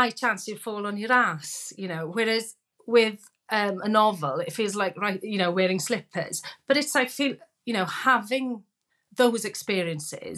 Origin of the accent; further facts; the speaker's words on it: Wales, United Kingdom; being Welsh